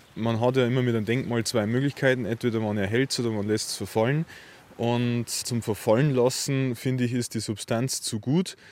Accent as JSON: {"language": "German", "area": "Upper Franconia", "region": "Bavaria", "country": "Germany", "tie": "born or raised there"}